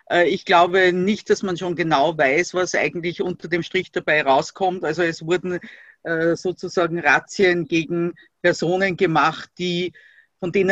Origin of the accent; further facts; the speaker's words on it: Austria; das ist äh, bei uns in Österreich, du hast das natürlich mitgekriegt, wird äh, das, was als politisches Schlagwort, also der politische Islam genannt wird, äh, einfach mit der Muslimbruderschaft äh, identifiziert